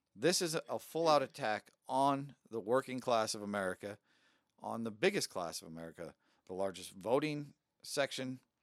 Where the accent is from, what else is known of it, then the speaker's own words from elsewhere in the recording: United States; I'm an American